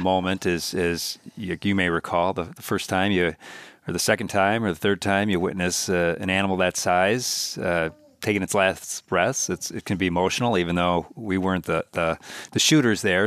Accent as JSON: {"language": "English", "town": "Milwaukee", "region": "Wisconsin", "country": "United States", "tie": "born or raised there", "moved": "as an adult", "lives_now": "Minnesota, United States", "said": "we all grew up in the mean streets of Milwaukee, and then uh, ended up in the burbs for for kind of late uh, elementary school and, in high school"}